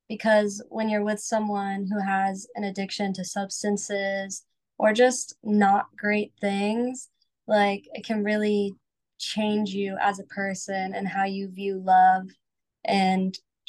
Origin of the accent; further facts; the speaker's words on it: Bartow, Florida, United States; now in Nashville, United States; I actually lived in a pretty small town in Florida called Bartow.